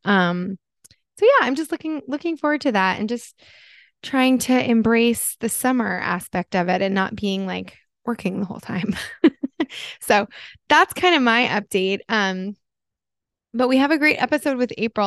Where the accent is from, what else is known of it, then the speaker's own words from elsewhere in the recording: New Jersey, United States; moved away; I'm from Jersey. We grew up